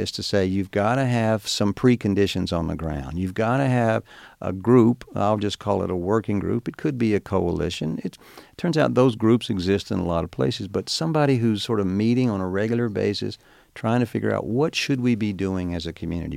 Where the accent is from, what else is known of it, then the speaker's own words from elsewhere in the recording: Star City, Arkansas, United States; moved away; growing up in Star City